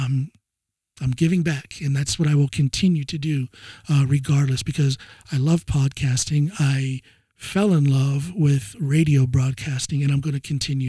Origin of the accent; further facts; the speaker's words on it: Ohio, United States; moved away as an adult; now in Norway; I'm from way out in the boonies, out in the sticks there